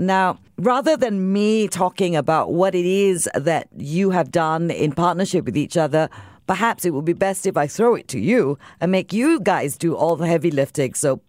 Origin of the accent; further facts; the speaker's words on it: Singapore; because I'm Singaporean